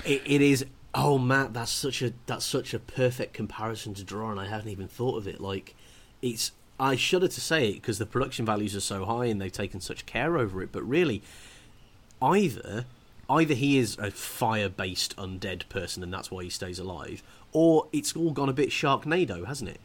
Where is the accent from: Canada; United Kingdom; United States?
United Kingdom; because I'm British